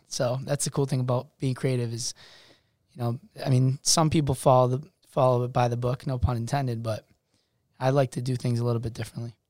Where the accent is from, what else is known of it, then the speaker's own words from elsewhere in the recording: Worcester, Massachusetts, United States; I'm from Worcester, Massachusetts.